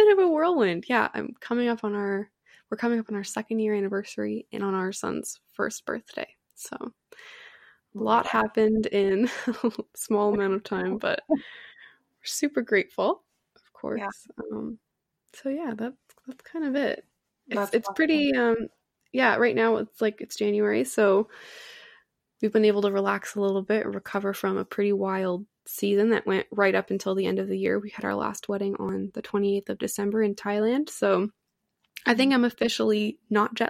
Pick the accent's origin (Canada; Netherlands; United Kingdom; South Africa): Canada; I'm from Canada